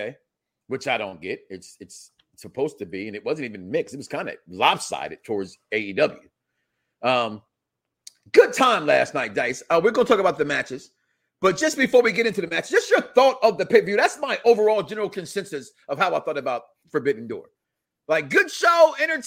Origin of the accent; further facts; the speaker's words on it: Chicago, Illinois, United States; my hometown of Chicago